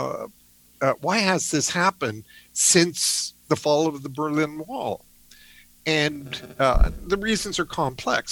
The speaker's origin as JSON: {"language": "English", "country": "Canada", "tie": "born or raised there", "also_born_or_lived": "Oxford", "said": "When I was a young boy growing up in Canada"}